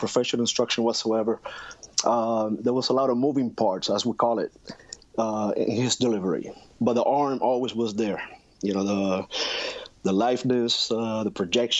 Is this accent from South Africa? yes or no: no; Puerto Rico; growing up in Puerto Rico, especially in the 80s